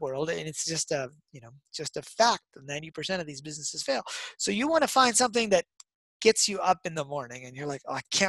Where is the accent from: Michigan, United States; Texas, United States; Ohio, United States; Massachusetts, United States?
Michigan, United States; Detroit; I grew up in Detroit